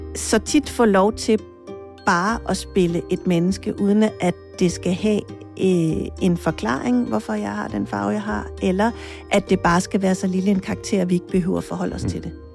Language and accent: Danish; Jutland, Denmark; jeg er født altså helt bogstaveligt på en mark i Jylland